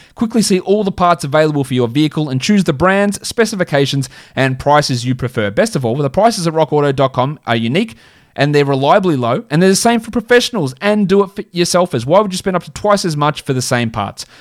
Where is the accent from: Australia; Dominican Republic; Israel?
Australia; That's just how we say it in Australia